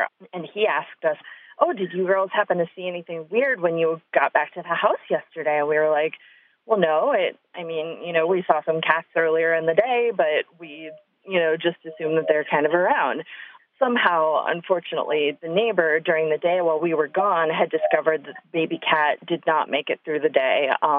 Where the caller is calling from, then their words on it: Chicago, Illinois, United States; I am from Chicago.